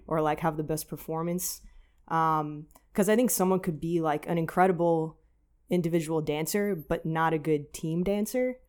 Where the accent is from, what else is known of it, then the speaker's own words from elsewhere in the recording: New York, United States; also born or lived in New Jersey / Los Angeles; from New York